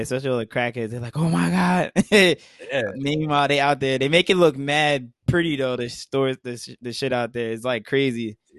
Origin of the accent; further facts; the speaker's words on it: New York, United States; growing up in New York, like our standards is like this high.